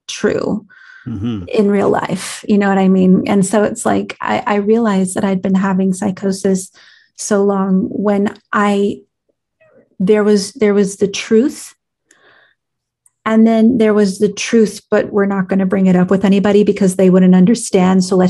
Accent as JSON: {"language": "English", "region": "California", "country": "United States", "accent": "California", "said": "my California accent"}